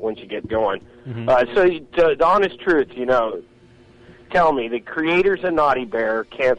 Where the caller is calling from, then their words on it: California, United States; From California.